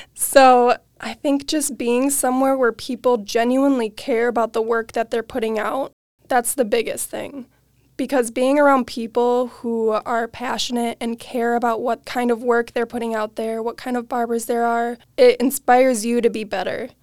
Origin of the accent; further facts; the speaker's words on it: Waukesha, Wisconsin, United States; I am from Waukesha, Wisconsin, born and raised, never left